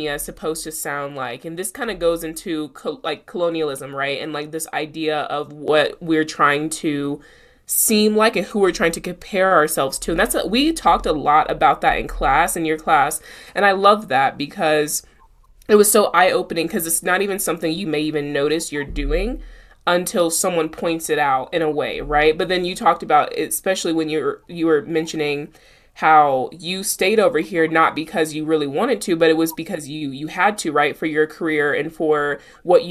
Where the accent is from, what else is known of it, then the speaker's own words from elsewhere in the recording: South Carolina, United States; accent: South Carolina; moved away; I sound like I'm from South Carolina again.